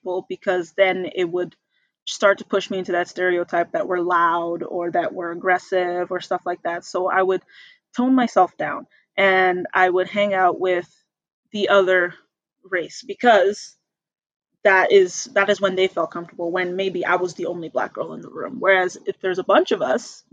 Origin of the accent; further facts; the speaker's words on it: Red Deer, Alberta, Canada; also born or lived in Calgary; coming back home to Red Deer was a very big shift for me